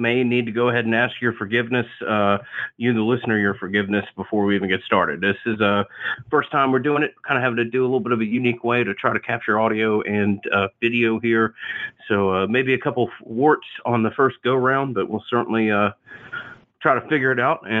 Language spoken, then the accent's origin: English; Atlanta, Georgia, United States; I grew up in Atlanta, Georgia here